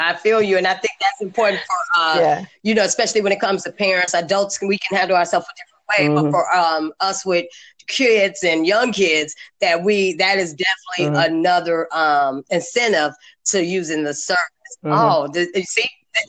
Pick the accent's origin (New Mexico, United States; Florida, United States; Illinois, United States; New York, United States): Illinois, United States; Chicago; now in Atlanta, United States; I'm from Chicago